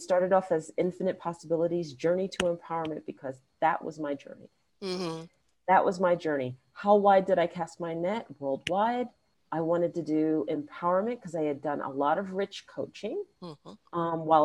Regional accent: New York City, New York, United States; growing up in Queens, New York, a New Yorker through and through

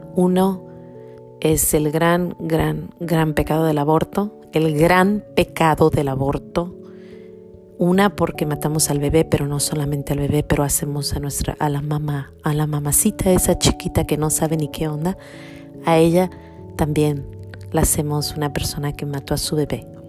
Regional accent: Mexico; cuando yo era niña, unos, no sé, unos 10 eh, años, tenía unos 10 añitos, había en mi pueblo o en, o en México

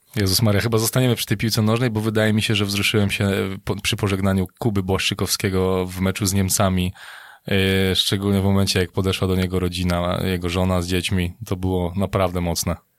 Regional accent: Wołów, Lower Silesian Voivodeship, Poland; ja jestem z Wołowa na Dolnym Śląsku

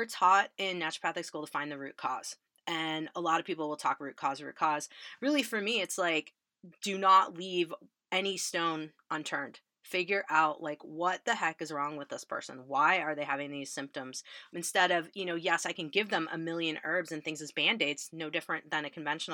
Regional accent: Illinois, United States; I grew up in Illinois. We're very Midwest

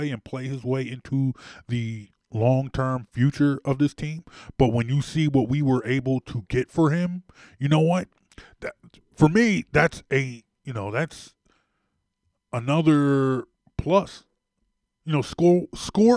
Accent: Roslyn, Pennsylvania, United States; I grew up in Roslyn. I grew up in Roslyn.

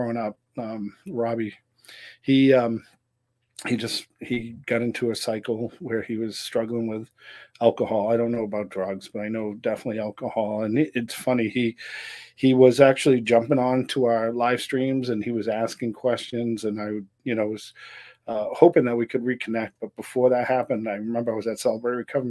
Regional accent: Gloucester, Massachusetts, United States; originally I'm from Gloucester, Massachusetts. Grew up on a place called Portugal Hill

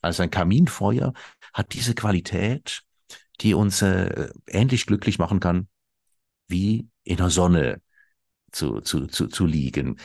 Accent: Switzerland; bei uns in der Schweiz

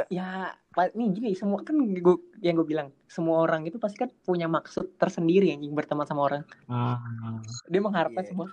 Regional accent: Bekasi, West Java, Indonesia; dari asal gua di Bekasi sama di Jakarta tuh gak jauh beda orang-orangnya

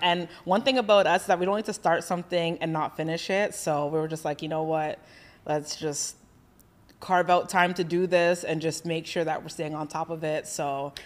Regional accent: Canada; moved away as an adult; also born or lived in Boca Raton, Florida; now in Florida, United States; we're from Canada

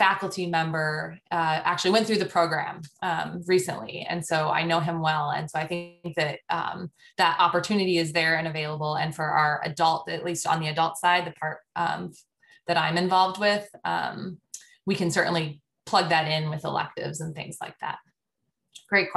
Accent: Colorado, United States; also born or lived in Washington, D.C. / Arizona / Chicago; now in Cincinnati, United States; I grew up in Colorado

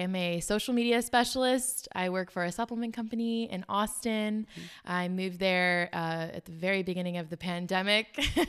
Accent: South Africa; now in United States; but my family, we are from South Africa. And so there was always this like finish your plate mindset growing up. I think that was from we did struggle when we first moved to America.

